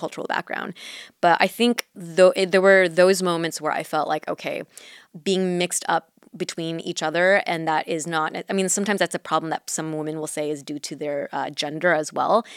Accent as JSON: {"language": "English", "town": "Mission Viejo", "region": "California", "country": "United States", "tie": "born or raised there", "first_language": "Mandarin", "second_language": "English", "said": "I grew up in Orange County"}